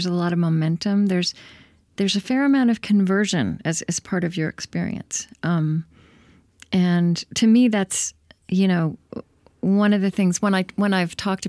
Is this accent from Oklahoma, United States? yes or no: yes; Oklahoma, United States; I grew up in Oklahoma.